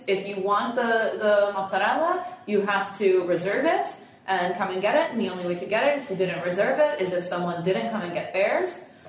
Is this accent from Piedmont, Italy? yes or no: no; Apulia, Italy; we take you to Puglia because I am from Puglia. My family is from Puglia.